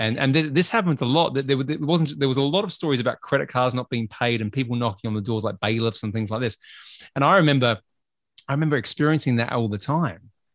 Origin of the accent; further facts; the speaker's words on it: Australia; I'm Australian